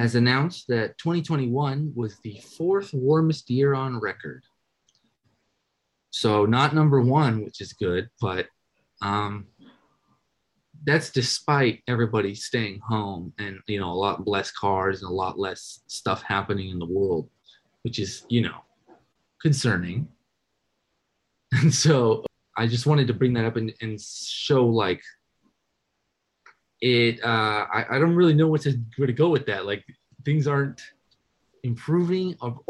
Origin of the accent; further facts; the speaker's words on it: Oregon, United States; now in Los Angeles, United States; my home state in Oregon. And now I live in Los Angeles